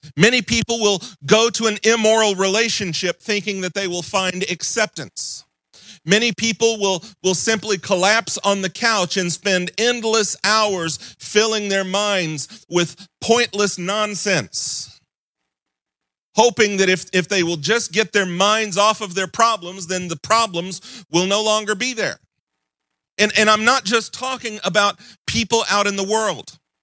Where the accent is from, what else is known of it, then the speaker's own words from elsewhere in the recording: Mississippi, United States; moved away; I'm originally from Mississippi